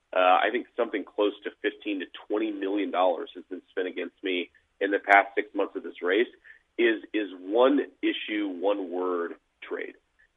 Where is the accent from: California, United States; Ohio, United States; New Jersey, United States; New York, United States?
Ohio, United States; Middletown; as I was growing up in Middletown, Ohio